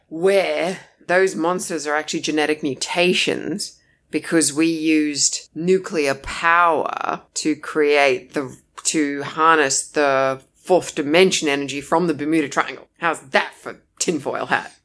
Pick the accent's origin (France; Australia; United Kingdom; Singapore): Australia; we're the Aussie battlers